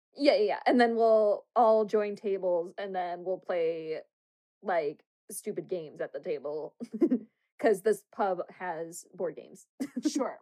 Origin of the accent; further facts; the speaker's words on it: United States; we're American